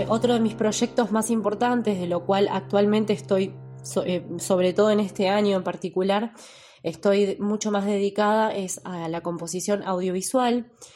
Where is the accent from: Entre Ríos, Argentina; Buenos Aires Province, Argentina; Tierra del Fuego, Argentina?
Tierra del Fuego, Argentina; Ushuaia; moved away as an adult; now in La Plata, Argentina; nacida en la ciudad de Ushuaia, Hace 14 años me vine a la ciudad de La Plata a realizar mis estudios